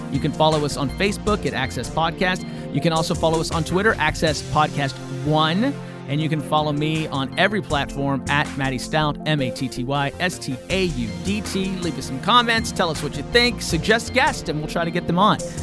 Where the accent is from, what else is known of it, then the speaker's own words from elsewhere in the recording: West Virginia, United States; moved away; growing up in West Virginia